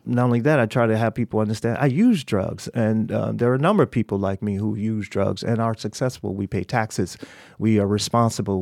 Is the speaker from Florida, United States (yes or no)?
yes; Miami, Florida, United States; moved away; I grew up in Miami